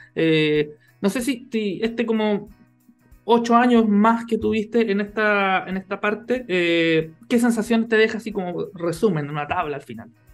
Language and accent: Spanish; Chile